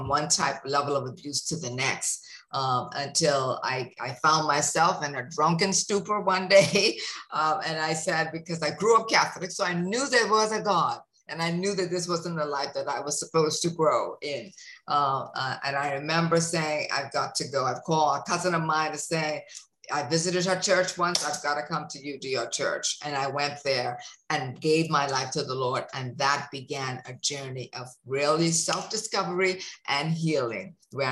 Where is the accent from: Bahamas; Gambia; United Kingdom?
Bahamas; growing up in the Bahamas